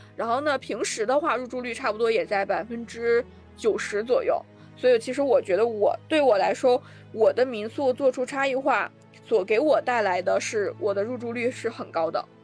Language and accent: Chinese; Gansu, China; moved away; 我们老家都是甘肃的嘛，然后我们在甘肃这边儿也去拓展了一些餐饮业